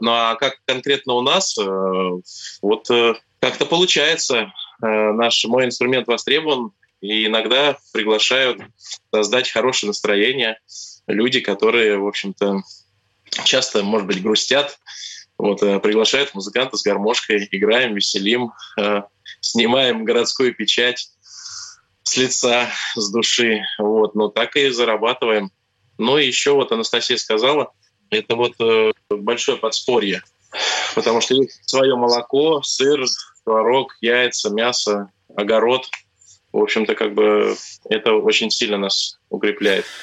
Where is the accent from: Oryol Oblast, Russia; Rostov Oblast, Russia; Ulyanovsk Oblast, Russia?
Oryol Oblast, Russia; moved away as an adult; also born or lived in Moscow; now in Kuznetsovo, Yaroslavl Oblast, Russia; я сам из Орловской области родом. Вот, э, родился в деревне, вырос в деревне, юность провел.